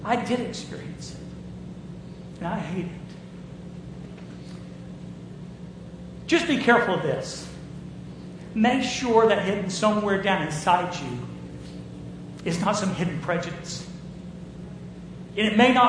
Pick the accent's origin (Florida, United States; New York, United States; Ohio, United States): Florida, United States; Jacksonville; I was raised in Jacksonville, Florida.